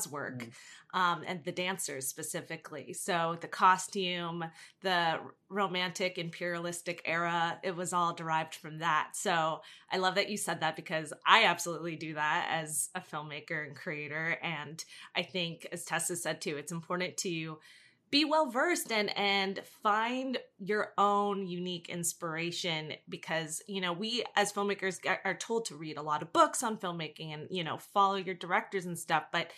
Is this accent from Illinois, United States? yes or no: no; New Jersey, United States; I'm from Jersey